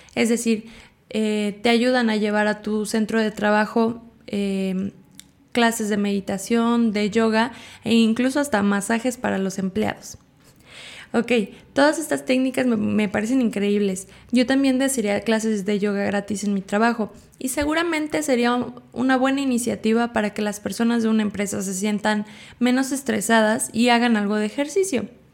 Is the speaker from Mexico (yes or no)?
yes; State of Mexico, Mexico; Nací en el Estado de México en una familia numerosa